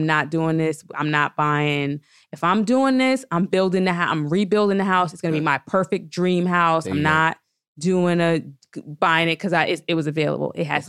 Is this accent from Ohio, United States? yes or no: no; New Jersey, United States; also born or lived in New York City; I'm from Jersey.